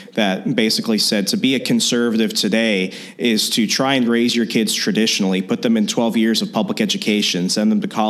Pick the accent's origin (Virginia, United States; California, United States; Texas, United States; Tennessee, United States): Virginia, United States; moved away as an adult; now in Wisconsin, United States; I'm originally from Virginia. I just moved here to Wisconsin